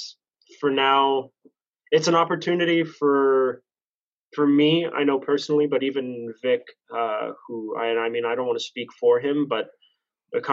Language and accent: English; Montreal, Quebec, Canada; also born or lived in Laval; I was born and raised in St. Leonard, Montreal